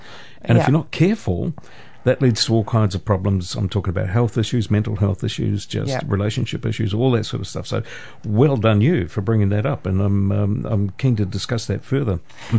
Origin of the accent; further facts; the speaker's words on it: Putaruru, Waikato, New Zealand; My hometown Potaruru Theatre Players